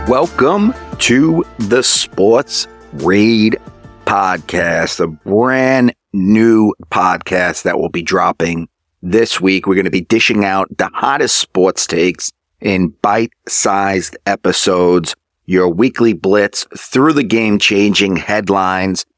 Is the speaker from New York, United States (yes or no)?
yes; New York, United States; I'm from New York